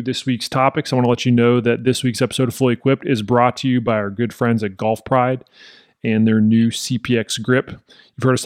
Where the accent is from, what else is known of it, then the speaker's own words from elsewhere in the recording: Texas, United States; just being a Texan